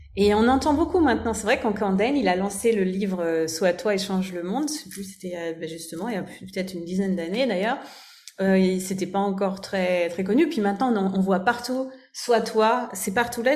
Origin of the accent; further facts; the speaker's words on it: France; now in Germany; je vis en Allemagne et je suis française